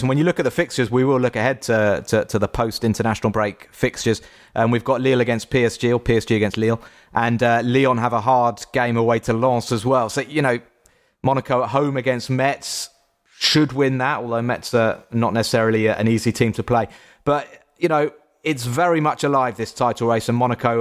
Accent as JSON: {"language": "English", "region": "England", "country": "United Kingdom", "said": "I am English"}